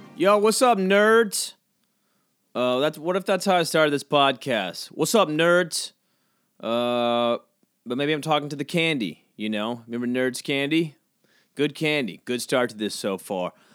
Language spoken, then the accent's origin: English; Georgia, United States; I grew up, I grew up, uh, near the beach on Georgia